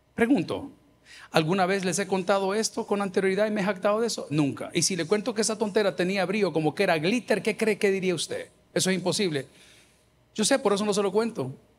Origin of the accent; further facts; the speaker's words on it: El Salvador; yo que soy salvadoreño